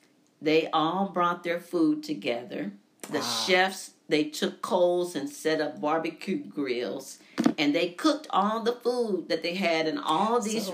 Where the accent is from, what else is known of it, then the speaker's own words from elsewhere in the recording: St. Louis, Missouri, United States; I'm from St. Louis